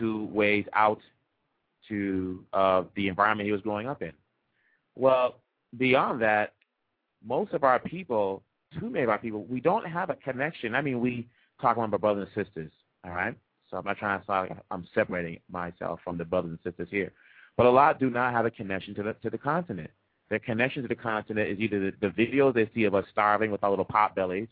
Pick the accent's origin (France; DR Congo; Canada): DR Congo; Kinshasa; also born or lived in Boston; now in United States; I'm from Congo. I was born in Kinshasa